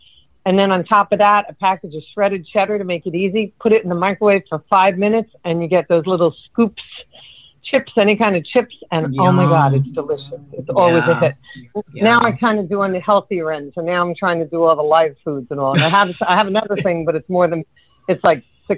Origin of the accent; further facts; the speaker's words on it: New York, United States; now in Florida, United States; I'm …. I'm from New York, and I live in Southern Florida.